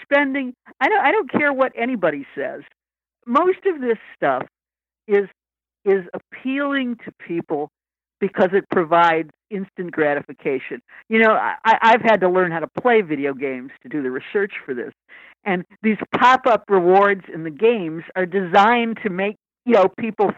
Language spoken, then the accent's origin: English; Lansing, Michigan, United States; moved away; I grew up in Lansing, Michigan